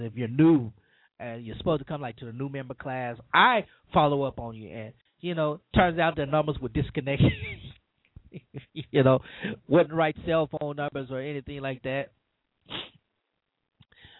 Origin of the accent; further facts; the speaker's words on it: Cajun, Louisiana, United States; I'm just a Cajun preacher